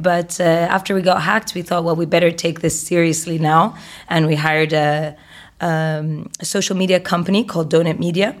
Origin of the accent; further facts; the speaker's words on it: Egypt; Egyptian, and I grew up in Egypt